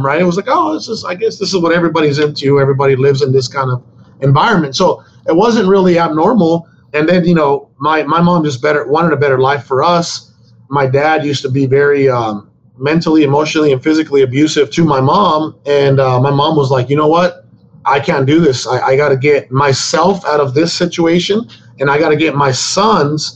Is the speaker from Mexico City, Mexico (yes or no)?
no; Sonora, Mexico; now in United States; I was born in Mexico. I was born in Sonora, Mexico